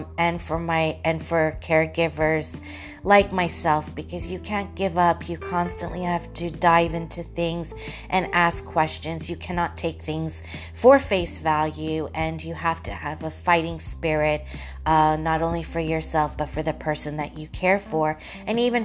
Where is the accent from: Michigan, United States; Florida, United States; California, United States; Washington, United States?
Florida, United States; Orlando; growing up, especially in Orlando in the late 70s and 80s